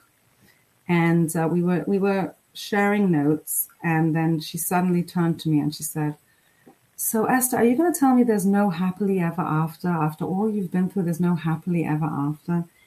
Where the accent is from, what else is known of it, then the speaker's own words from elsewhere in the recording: England, United Kingdom; I grew up in England